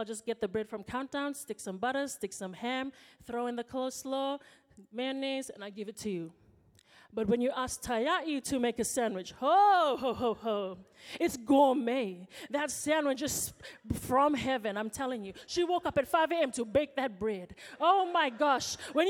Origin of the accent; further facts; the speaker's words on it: Fiji; now in New Zealand; When I come home from New Zealand, I go to Fiji for my holiday. I walk into the house and for one day I'm treated like a princess.